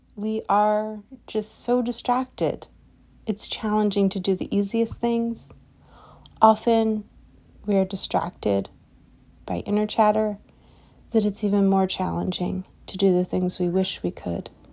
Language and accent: English; United States; particularly as an American society, where I am speaking from